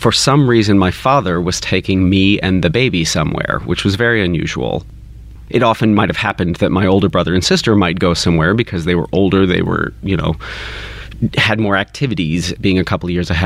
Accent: Kentucky, United States; I grew up in Kentucky

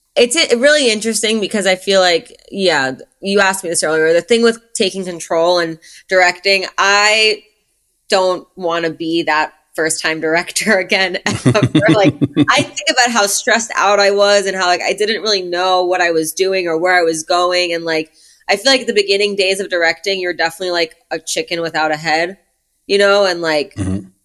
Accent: New York City, New York, United States; now in Los Angeles, United States; I grew up in Brooklyn

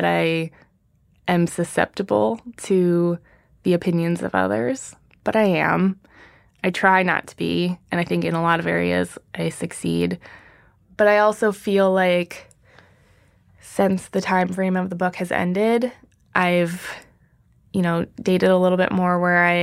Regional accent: Minnesota, United States; moved away as an adult; now in New York City, United States; I'm just from the Midwest. I don't talk like this

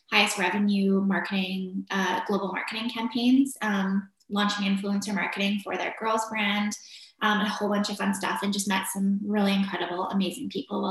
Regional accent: Victoria, British Columbia, Canada; also born or lived in Vancouver; I grew up in Victoria, BC, in Canada. I lived there until I was graduated from high school

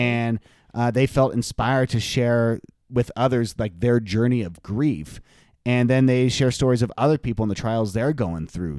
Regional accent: Southern California, United States; We grew up in Southern California

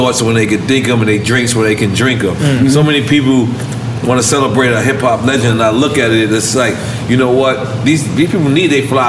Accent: New York City, New York, United States; also born or lived in Corona, Queens; I'm proud that I'm from Queens.

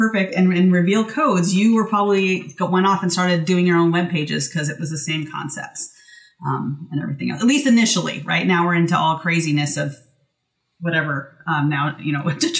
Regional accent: Washington, United States; moved me back to Washington State, which is my home state

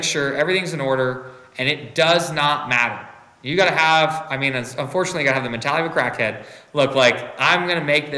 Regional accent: United States; also born or lived in Hungary; I was born in the United States

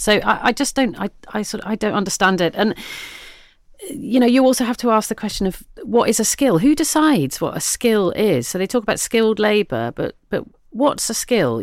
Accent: the Southwest, South West England, United Kingdom; I come from the Southwest

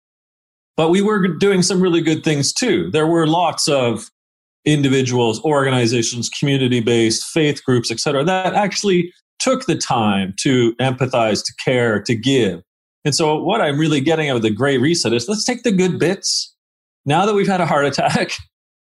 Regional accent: Hamilton, Ontario, Canada; also born or lived in England; I grew up in the southern Ontario hemisphere

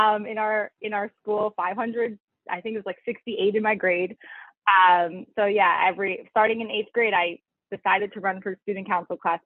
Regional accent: Syosset, New York, United States; also born or lived in Philadelphia; I grew up in Long Island, New York, and I went to school in Philadelphia

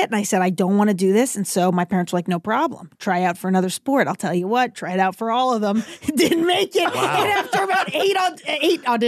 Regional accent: Seekonk, Massachusetts, United States; also born or lived in Rhode Island; now in Los Angeles, United States; I'm from an hour south of Boston. So Seekonk, Massachusetts

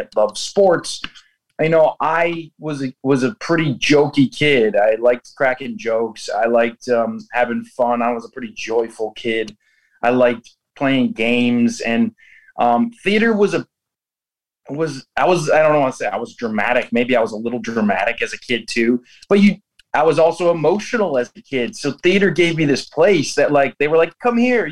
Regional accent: Buffalo, New York, United States; Shea's Buffalo in New York, in my hometown

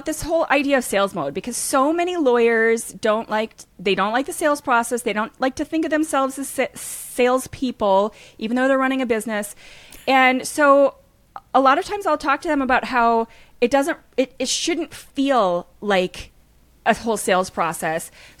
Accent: Minnesota, United States; Well, I grew up in Minnesota, so I add a long O to everything.

